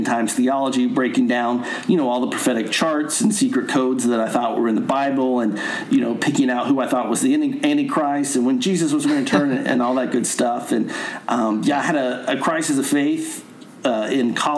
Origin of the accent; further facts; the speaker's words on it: Nashville, Tennessee, United States; moved away as an adult; also born or lived in Connecticut; I live in Nashville, which is my hometown.